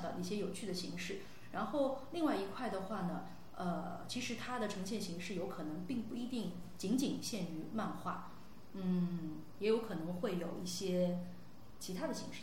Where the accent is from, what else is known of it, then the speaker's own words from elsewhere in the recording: Pudong, Shanghai, China; 我们是从浦东的市，市井里面长大的孩子